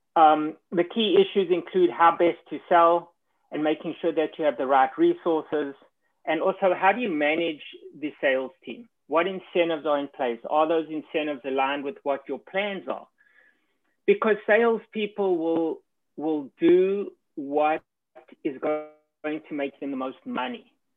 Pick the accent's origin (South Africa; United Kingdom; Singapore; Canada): South Africa; moved away as an adult; also born or lived in New York; now in United States; I was born and educated in South Africa